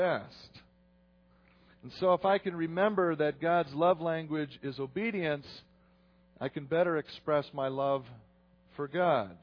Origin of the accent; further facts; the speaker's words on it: United States; I'm an American, but I'm Dutch, too